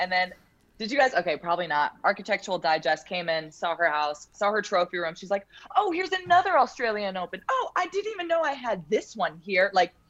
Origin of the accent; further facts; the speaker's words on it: Chicago, Illinois, United States; moved away as an adult; now in Istanbul, Turkey; I'm from Chicago